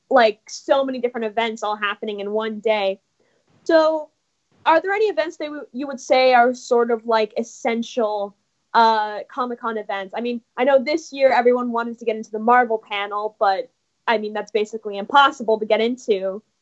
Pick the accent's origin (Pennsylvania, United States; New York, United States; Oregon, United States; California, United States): California, United States; Los Angeles; welcome back. … from Los Angeles, California, and you're listening to Kids First Coming Attractions.